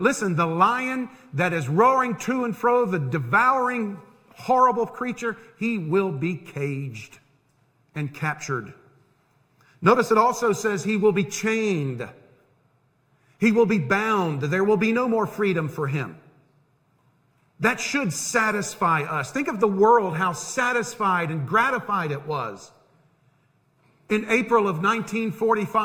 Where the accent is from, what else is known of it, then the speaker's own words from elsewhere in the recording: Tampa, Florida, United States; When I was growing up in Tampa